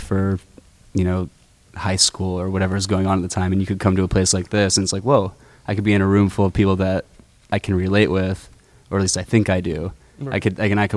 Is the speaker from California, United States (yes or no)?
yes; Sonoma County, California, United States; Growing up in Sonoma County